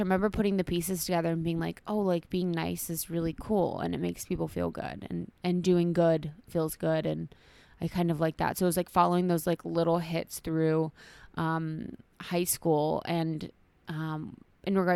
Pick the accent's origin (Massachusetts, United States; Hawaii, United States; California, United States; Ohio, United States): Ohio, United States; so I'm from Ohio, small town in Ohio, um, which is pretty conservative